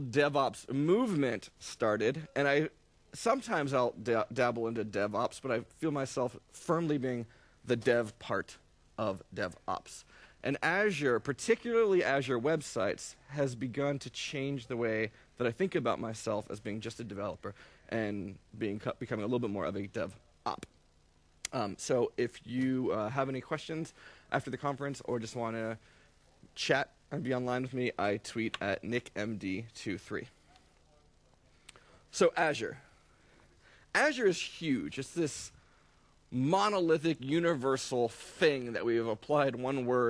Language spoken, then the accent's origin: English; New York City, New York, United States; I'm from New York City